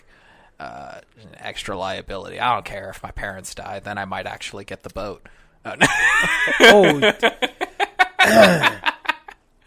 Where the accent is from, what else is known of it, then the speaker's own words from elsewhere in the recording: Sacramento, California, United States; also born or lived in Las Vegas; now in New York, United States; I'm from Sacramento. I went back home, hung out with my parents for 4 months